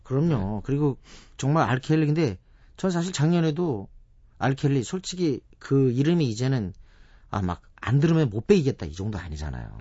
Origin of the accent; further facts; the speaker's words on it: South Korea; 우리 한국 사람들